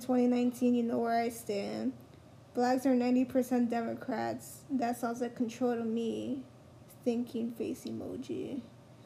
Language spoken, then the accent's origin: English; Elizabeth, New Jersey, United States; I'm from Elizabeth.